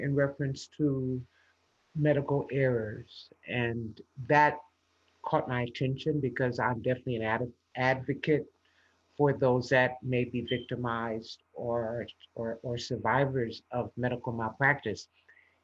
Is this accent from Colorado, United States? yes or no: no; Los Angeles, California, United States; I grew up in Los Angeles, California